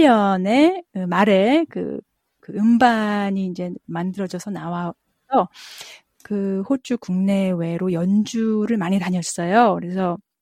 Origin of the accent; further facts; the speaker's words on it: South Korea; also born or lived in United States; now in Melbourne, Australia; 제가 한국에서 태어나서 미국에서 재즈 공부를 했고